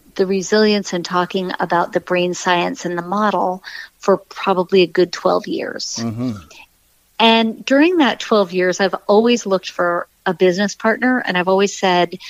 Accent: New York, United States; I'm a New Yorker

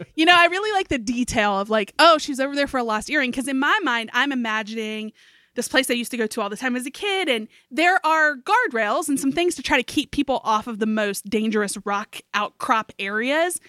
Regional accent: Beckley, West Virginia, United States; moved away; this is my hometown

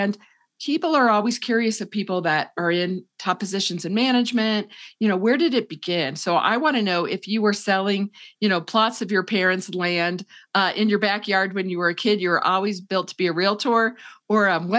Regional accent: Indiana, United States; I came from Indiana, the flatlands, gray winter.

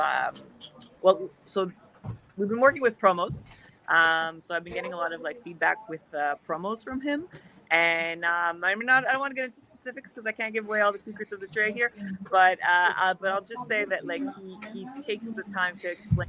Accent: Montreal, Quebec, Canada; also born or lived in Atlanta, Georgia; I am from Montreal, Canada

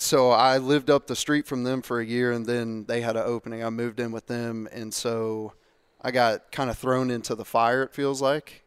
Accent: Lexington, Kentucky, United States; I grew up here in Lexington, grew up five minutes from Commonwealth, Kroger Field

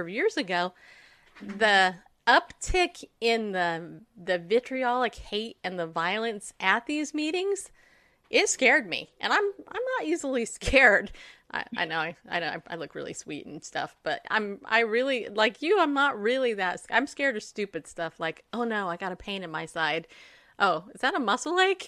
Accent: California, United States; now in Spring Hill, United States; I grew up in California

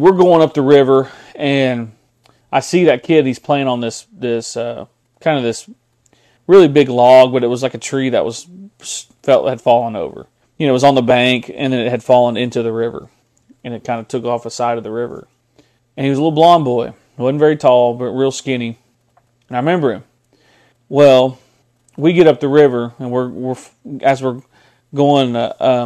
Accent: Tahlequah, Oklahoma, United States; I'm from Tahlequah. Been on that river and been around that river my entire life

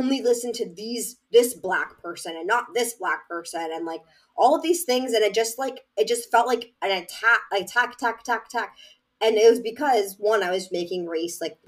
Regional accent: Pennsylvania, United States; moved away as an adult; also born or lived in Massachusetts; I'm from Pennsylvania.

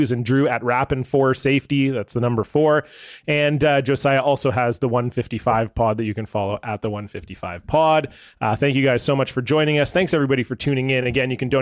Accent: Ontario, Canada; moved away; I grew up in Ontario

